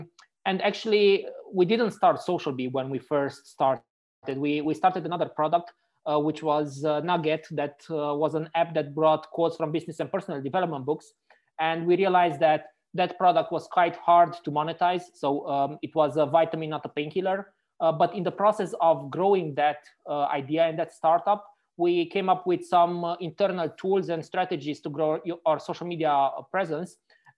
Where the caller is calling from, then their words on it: Frankfurt, Hesse, Germany; I'm calling from Frankfurt in Germany right now.